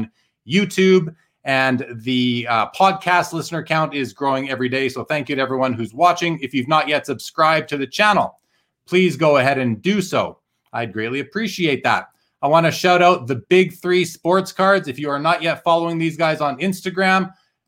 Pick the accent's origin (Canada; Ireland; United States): Canada; Winnipeg, Manitoba; I grew up in Winnipeg and I was going to card shops in the mid to late 80s